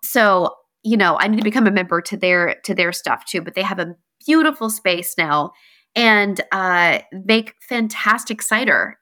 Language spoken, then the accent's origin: English; North Carolina, United States; moved away; I'm from North Carolina